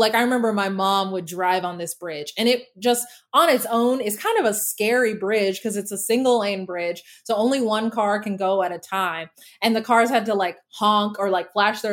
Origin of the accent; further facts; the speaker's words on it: Denton, Texas, United States; moved away as an adult; now in Los Angeles, United States; I grew up in Texas, as you may know, and I grew up in Denton specifically